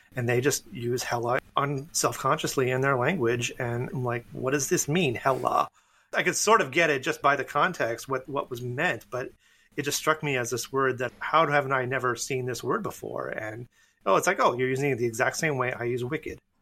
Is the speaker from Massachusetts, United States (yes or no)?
yes; north of Boston, New England, Massachusetts, United States; I grew up in New England. I grew up north of Boston.